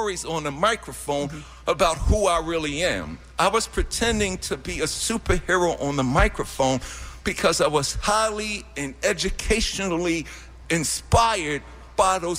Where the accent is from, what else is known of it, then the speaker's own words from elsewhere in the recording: New York City, New York, United States; I'm from Hollis.